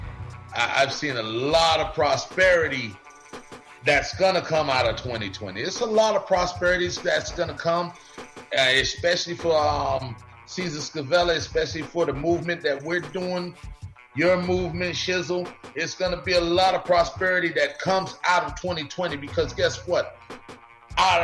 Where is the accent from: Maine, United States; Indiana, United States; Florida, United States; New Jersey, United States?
Florida, United States; Perrine; also born or lived in Bahamas; I grew up in a place called Perrine, Florida